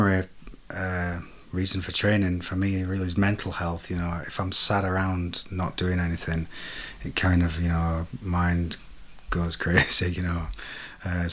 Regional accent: Sheffield, Yorkshire and the Humber, United Kingdom; now in Porto, Portugal; I'm originally from Sheffield, but now I live in Porto in Portugal.

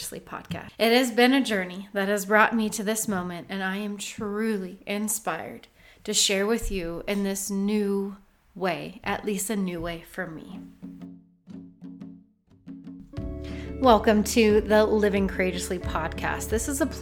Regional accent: Oceanside, California, United States; also born or lived in Missouri; My mother moved us out to California. I was raised by the beach my entire life, truly so blessed to be able to do so, in a little town called Oceanside.

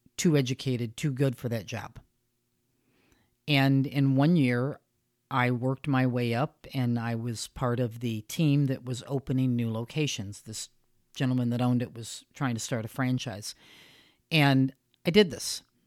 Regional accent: United States; I'm American and that's where I live

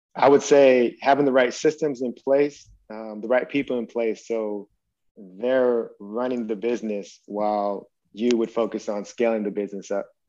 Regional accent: Stockton, California, United States; we were growing up in Stockton, California

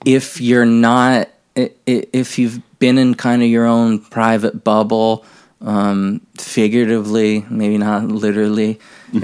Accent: Maryland, United States; moved away; my home state of Maryland

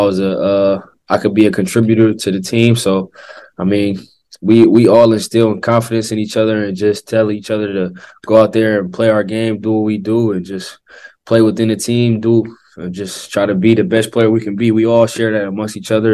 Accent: Oakland, California, United States; moved away as an adult; growing up on the West Coast, growing up in the Bay Area

